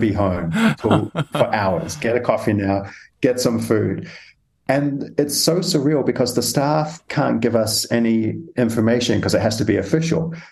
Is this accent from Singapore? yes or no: no; New Zealand; I come from New Zealand